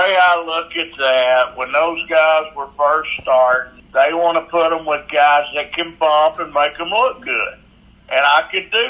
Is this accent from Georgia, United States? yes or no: no; Chattanooga, Tennessee, United States; I grew up on Nick Gulas and Harry Thornton Wrestling here in Chattanooga.